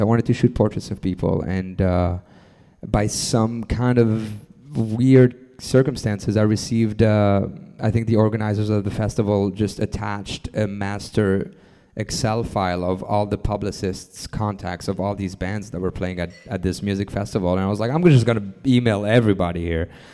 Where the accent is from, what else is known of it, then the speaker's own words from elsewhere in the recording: France; moved away as an adult; also born or lived in Lebanon / New York City; I moved to France uh, and grew up in France from two years two years old on to um, about until I was about 25. Um, and after that, I moved to New York City.